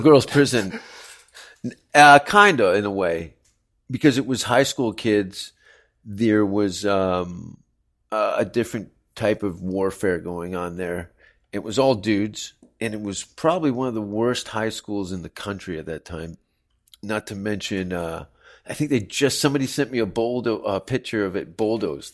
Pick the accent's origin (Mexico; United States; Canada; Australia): Canada; Hamilton, Ontario; moved away; also born or lived in Toronto; the city that I grew up